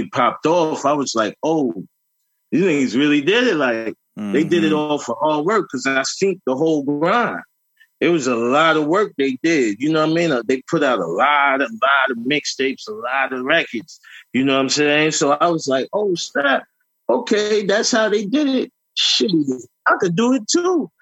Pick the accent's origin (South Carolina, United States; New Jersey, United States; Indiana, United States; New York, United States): New York, United States; New York City; I grew up in Southside Jamaica, Queens